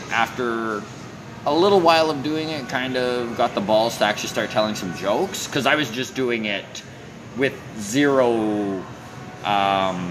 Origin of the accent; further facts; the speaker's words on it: Grand Prairie, Alberta, Canada; moved away as an adult; also born or lived in Edmonton; I left my hometown